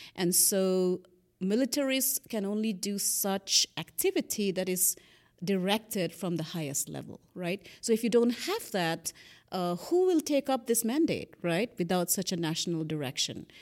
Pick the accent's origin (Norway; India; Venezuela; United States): India; Northeast India; moved away; I grew up in Northeast India